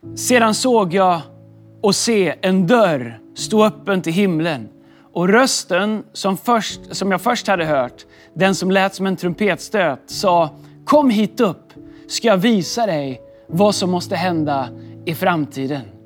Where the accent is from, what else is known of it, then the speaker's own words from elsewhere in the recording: Sweden; also born or lived in Stockholm; Nu har jag varit hemma i Sverige